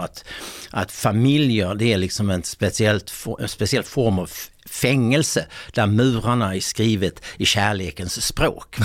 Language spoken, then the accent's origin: Swedish; Helsingborg, Skåne, Sweden; now in Bjäre Peninsula, Sweden; Jag är från nordvästra Skåne